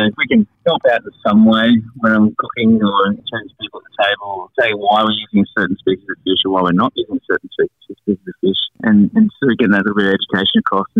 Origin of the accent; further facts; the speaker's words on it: Lennox Head, New South Wales, Australia; now in Palm Beach, Australia; Lennox Head, where I grew up.